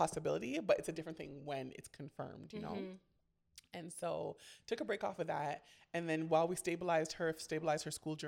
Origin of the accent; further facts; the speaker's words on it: Ontario, Canada; in Canada, we had something called OAC. So I was the last year round of OAC